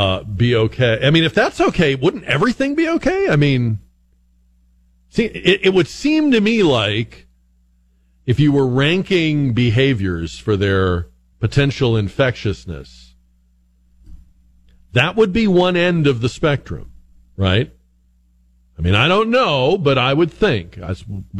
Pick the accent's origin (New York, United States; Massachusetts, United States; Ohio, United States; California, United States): Massachusetts, United States; now in San Antonio, United States; when I was growing up in Massachusetts